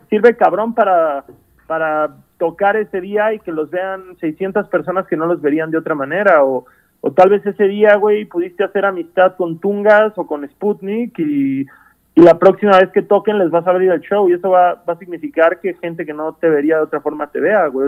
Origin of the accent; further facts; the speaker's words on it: Cancún, Quintana Roo, Mexico; moved away; yo vengo de una ciudad chica, yo vengo de Cancún